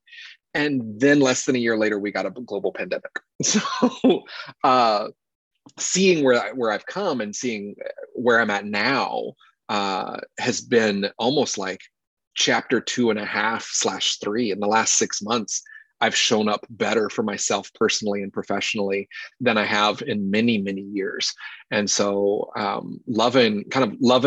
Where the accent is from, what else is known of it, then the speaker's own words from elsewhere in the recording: North Carolina, United States; born and raised in North Carolina